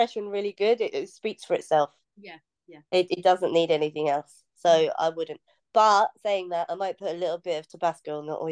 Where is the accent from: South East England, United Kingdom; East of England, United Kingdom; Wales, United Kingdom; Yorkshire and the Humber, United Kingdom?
East of England, United Kingdom; North Norfolk coast; So when I was young, I grew up on the North Norfolk coast